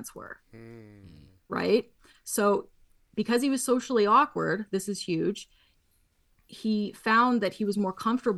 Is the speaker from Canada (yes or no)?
yes; Canada; I'm Canadian